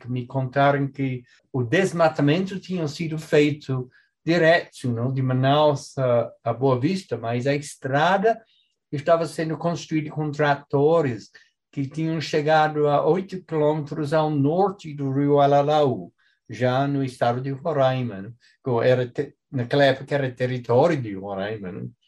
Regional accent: England, United Kingdom; moved away as an adult; now in Brazil; eu nasci na Inglaterra

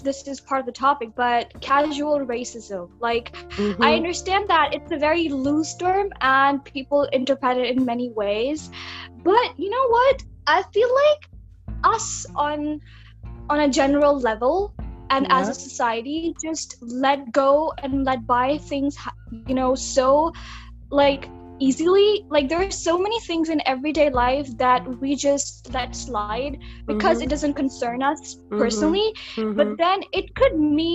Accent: Pakistan; moved away as an adult; now in China; I'm from Pakistan and I'm studying in China

